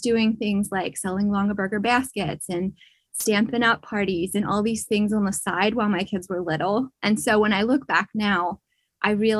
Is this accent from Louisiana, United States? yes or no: no; Pennsylvania, United States; I was born and raised in Pennsylvania